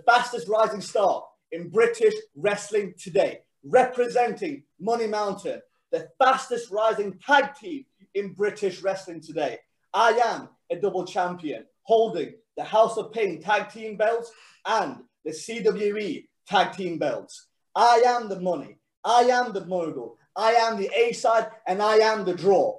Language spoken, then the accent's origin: English; Sweden; now in England, United Kingdom; when you're born and raised in Sweden